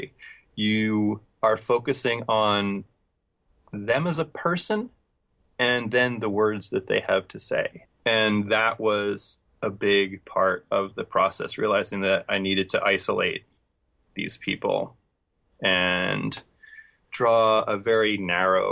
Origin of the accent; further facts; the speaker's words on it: Philadelphia, Pennsylvania, United States; Philadelphia, which was my hometown